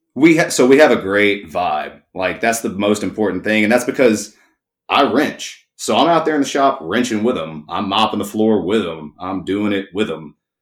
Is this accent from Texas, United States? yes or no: yes; East Texas, United States; also born or lived in College Station, Texas; I grew up poor in East Texas